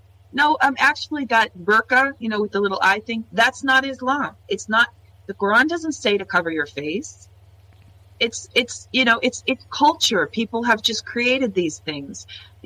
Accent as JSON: {"language": "English", "region": "California", "country": "United States", "also_born_or_lived": "Jordan", "moved": "yes", "lives_now": "Finland", "said": "I'm from California."}